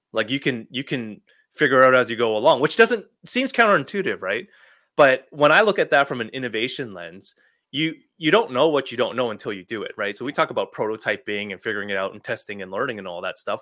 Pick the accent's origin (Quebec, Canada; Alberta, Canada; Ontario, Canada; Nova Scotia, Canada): Ontario, Canada; Toronto; moved away as an adult; also born or lived in Illinois, United States; I grew up in the Toronto area, went to school here, worked here